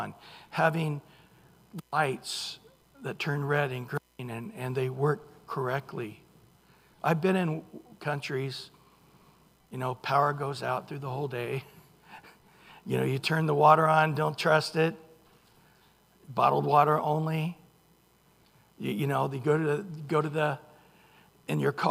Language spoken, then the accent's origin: English; Central California, United States; I grew up in Central California. The city logo, thank you, is a oak tree. We used to go to Mooney's Grove